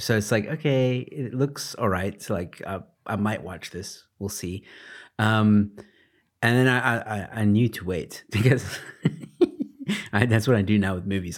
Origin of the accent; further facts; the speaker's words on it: United States; now in South Africa; I'm American, for those of you who don't know. Um, living in South Africa